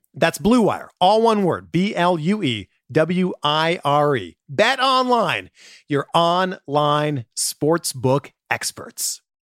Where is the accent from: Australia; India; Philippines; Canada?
Canada; moved away; I'm originally from Canada